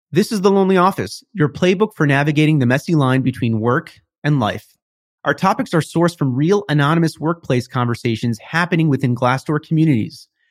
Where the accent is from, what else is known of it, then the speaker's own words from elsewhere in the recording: Midwest, United States; moved away as an adult; now in New York City, United States; I was from the Midwest.